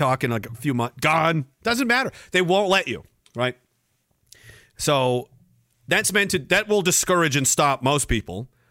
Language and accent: English; Canada; I'm Canadian